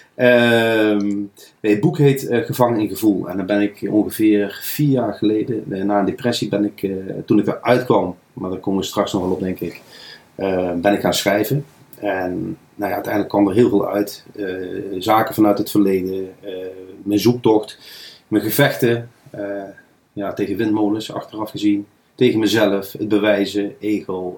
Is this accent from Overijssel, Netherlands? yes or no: no; Nijmegen, Gelderland, Netherlands; Ik ben geboren en getogen in Nijmegenaar. Kan je soms ook wel horen.